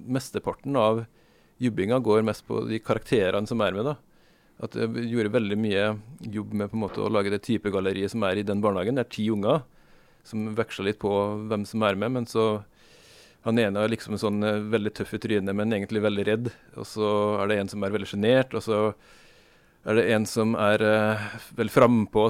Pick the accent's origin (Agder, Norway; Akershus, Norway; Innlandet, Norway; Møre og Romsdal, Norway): Møre og Romsdal, Norway; Sunndalen; hjemstedet mitt er eh, eh, Sunndalen